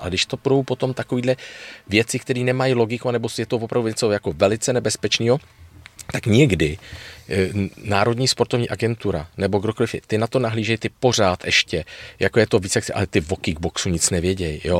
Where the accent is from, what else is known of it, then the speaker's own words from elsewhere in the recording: Prague, Czechia; já jsem rodilej Pražák